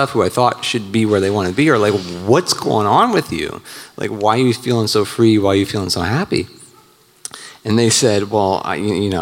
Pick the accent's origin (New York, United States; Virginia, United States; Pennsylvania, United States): Virginia, United States; moved away as an adult; now in Nashville, United States; I'm actually from Virginia, but I just moved here to Nashville in October